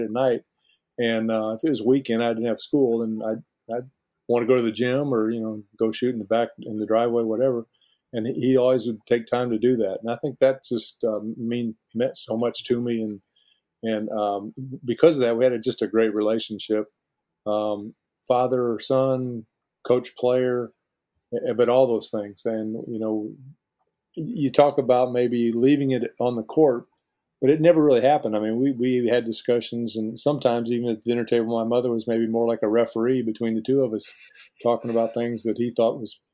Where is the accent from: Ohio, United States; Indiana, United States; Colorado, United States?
Indiana, United States; Fort Wayne; I'm a small town Indiana kid, even though I grew up in Fort Wayne